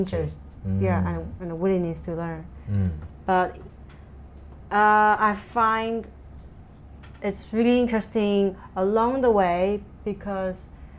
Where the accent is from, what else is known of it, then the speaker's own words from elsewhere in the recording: southern China, China; English is a second language; moved away as an adult; also born or lived in Hong Kong; my hometown is in the south, which is closer to the Guangdong area.